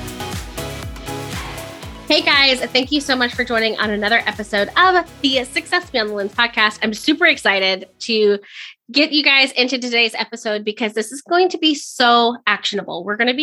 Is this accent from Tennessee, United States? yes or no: no; Orlando, Florida, United States; moved away; also born or lived in Wedgefield, Florida / Osteen, Florida; I'm originally from the Orlando area